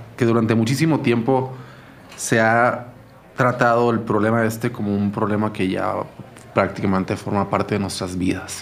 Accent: Culiacán, Sinaloa, Mexico; moved away as an adult; now in Mexico City, Mexico; mi ciudad es una ciudad bellísima

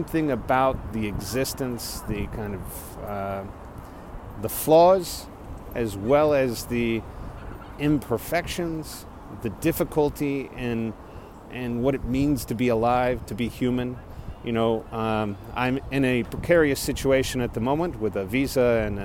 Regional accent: Corpus Christi, Texas, United States; moved away as an adult; also born or lived in Austin, Texas / Dallas, Texas; my hometown of Corpus Christi

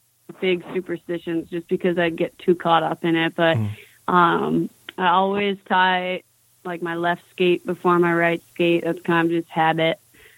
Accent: Madison, Wisconsin, United States; now in New York City, United States; Now I'm in New York City. I came from Madison.

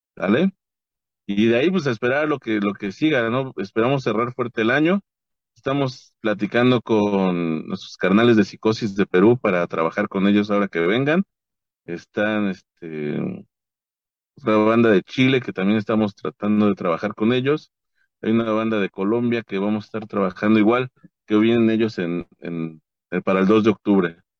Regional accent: Nezahualcóyotl, State of Mexico, Mexico; yo soy de Nesa

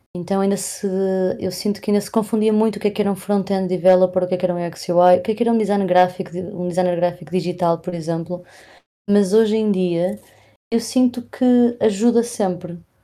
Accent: Porto, Norte, Portugal; eu sou do Porto

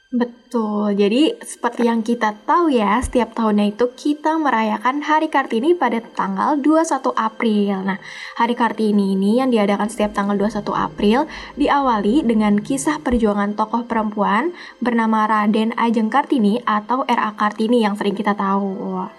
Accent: Java, Indonesia; gue dari Jawa

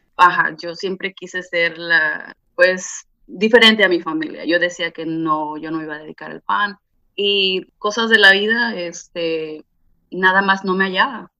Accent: Ixtapan de la Sal, State of Mexico, Mexico; now in California, United States; yo soy originaria de Ixtapan de la Sal, México

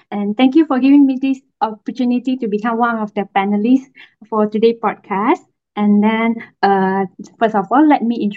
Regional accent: Kelantan, Malaysia; I'm from Kelantan, currently working as full-time pharmacist uh, in Kelantan as well.

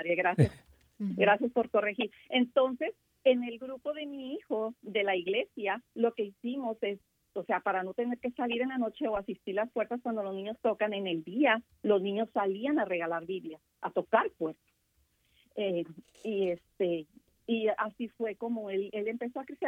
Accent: Mexico; Yo como mexicana

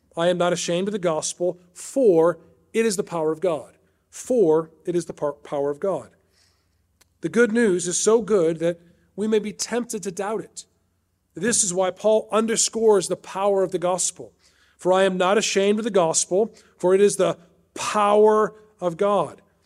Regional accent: Chicago, Illinois, United States; moved away as an adult; also born or lived in Washington, D.C.; I was raised outside Chicago in the Northwest suburbs

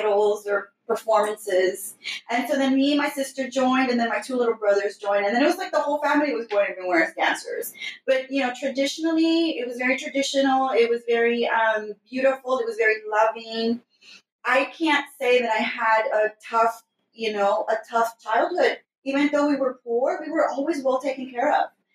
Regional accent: Houston, Texas, United States; I grew up in the most fun neighborhood in the north side, right next to downtown Houston

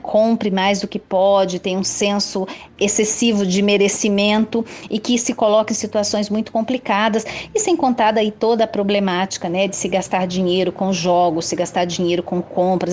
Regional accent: Brazil; Como brasileiros nós

